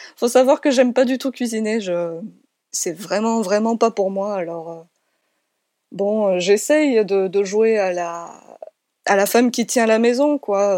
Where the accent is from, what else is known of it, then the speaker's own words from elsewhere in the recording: Nîmes, Occitania, France; je suis originaire de Nîmes à la base